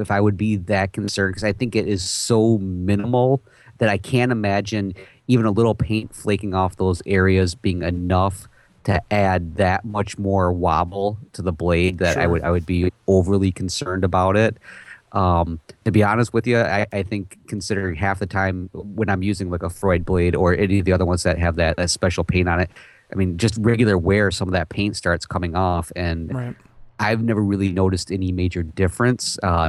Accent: Texas, United States; Hey, I'm from Texas.

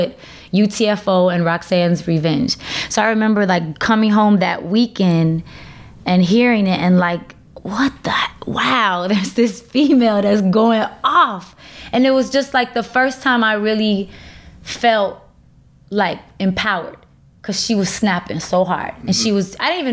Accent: Chicago, Illinois, United States; I'm from Uptown Chicago

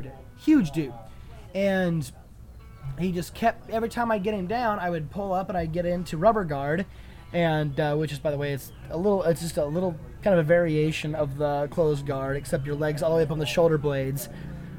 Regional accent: Belle Plaine, United States; we're from Belle Plaine

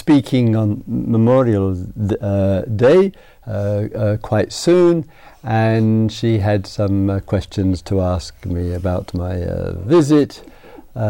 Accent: England, United Kingdom; being an Englishman, and being a small student of history and the use of the past, of memory

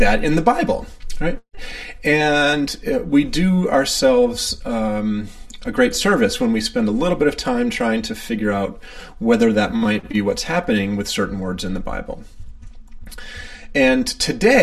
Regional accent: Maine, United States; I'm the one from Maine

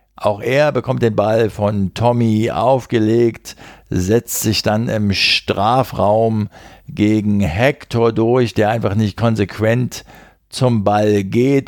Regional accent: Berlin, Germany; als Berliner

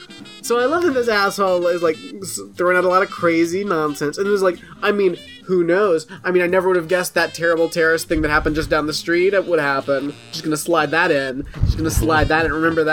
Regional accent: New York City, New York, United States; I'm from New York City, so I've seen almost everything, including the Twin Towers falling a few blocks from my apartment.

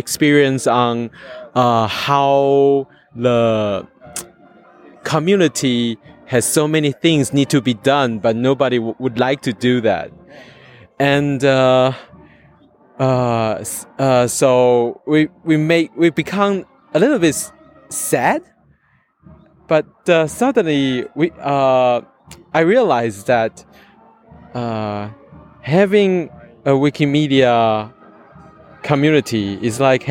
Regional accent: Taiwan; from Taiwan

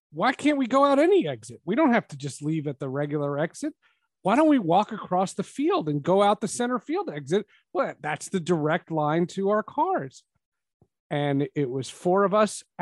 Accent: New Jersey, United States; moved away; also born or lived in Seattle; I was from New Jersey

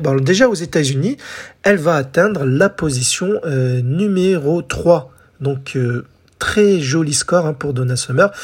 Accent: France; chez nous en France

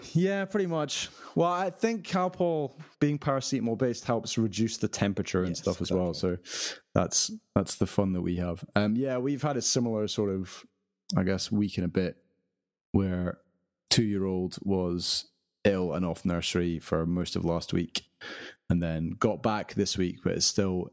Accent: United Kingdom; being British

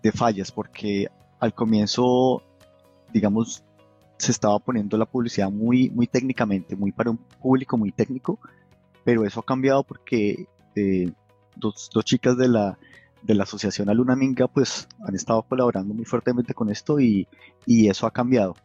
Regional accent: Colombia; now in Munich, Germany; yo soy colombiano

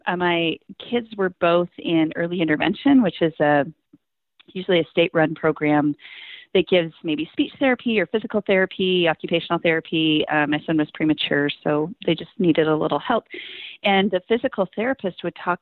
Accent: Montana, United States; moved away; also born or lived in upstate New York; I'm from Montana

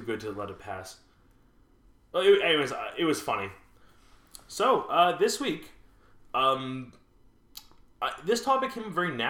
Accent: Montreal, Quebec, Canada; here in Montreal, we are, especially where you and I grew up, that very upper class

